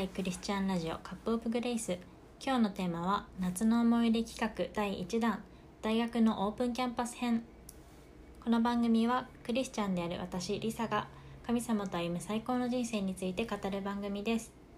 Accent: rural Fukuoka, Japan; 私の地元で福岡の田舎だから

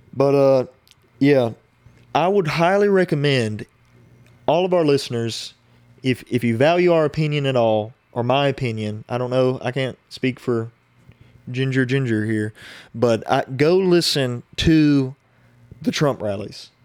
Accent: United States; as the American people

